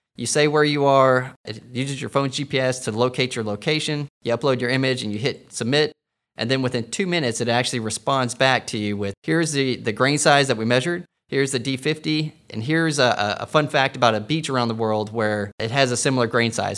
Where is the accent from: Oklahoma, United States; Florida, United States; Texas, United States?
Texas, United States; moved away; I'm a Texan